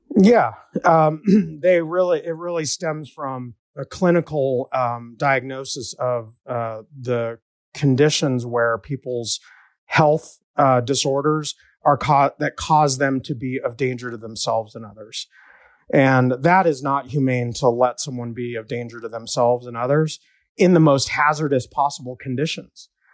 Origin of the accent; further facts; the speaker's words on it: Denver, Colorado, United States; I was born and raised in West Denver by a single mom